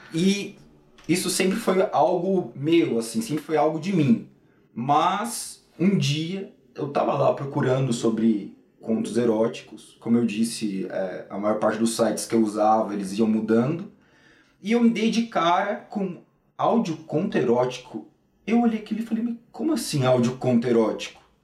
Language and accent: Portuguese; São Paulo, Brazil; eu nasci em São Paulo, sempre morei aqui em São Paulo e atualmente continuo morando em São Paulo